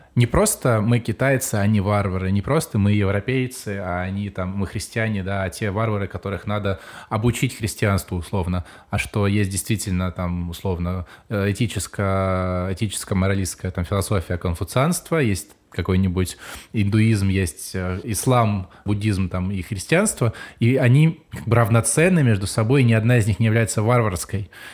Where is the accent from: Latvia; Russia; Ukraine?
Ukraine; я сам из Украины